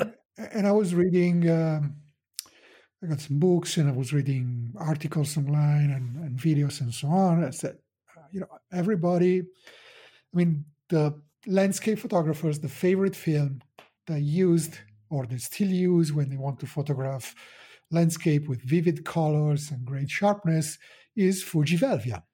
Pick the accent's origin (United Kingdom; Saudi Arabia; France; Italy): Italy; I'm a photographer from Italy.